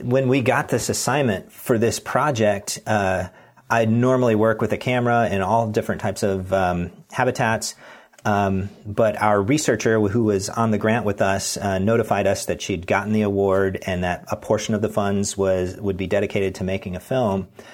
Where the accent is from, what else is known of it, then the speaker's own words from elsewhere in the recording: Pacific Northwest, United States; I'm from the Pacific Northwest